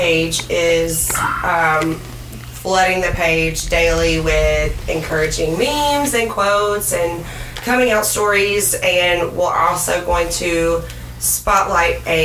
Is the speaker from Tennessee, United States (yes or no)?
yes; Middle Tennessee, United States; I'm a local. I born and raised Middle Tennessee my whole life